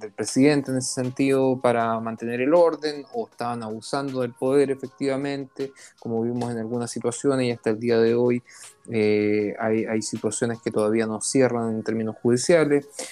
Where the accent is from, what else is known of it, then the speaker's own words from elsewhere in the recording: Chile; now in Israel; nosotros como chilenos israelíes